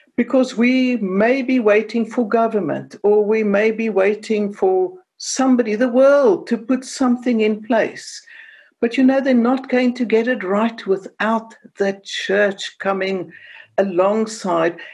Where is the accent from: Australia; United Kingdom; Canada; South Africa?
South Africa; Cape Town, Western Cape; moved away; I speak with an accent because I come from Cape Town and I grew up in the time of apartheid